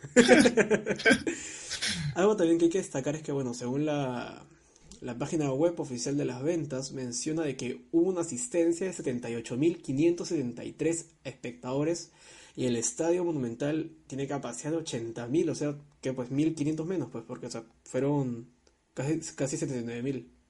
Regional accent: Peru; a mí como, como peruano

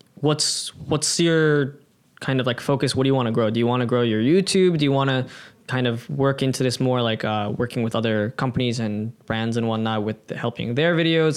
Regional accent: United States; now in Japan; being an American

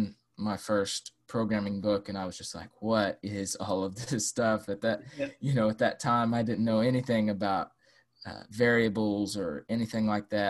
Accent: Arkansas, United States; I'm from Arkansas in the USA

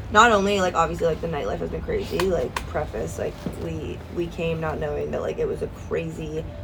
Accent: Markham, Ontario, Canada; From Markham, Ontario.

